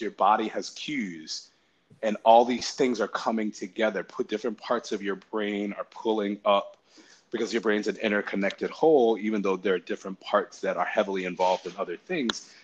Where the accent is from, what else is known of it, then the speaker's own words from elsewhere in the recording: Connecticut, United States; I grew up in Connecticut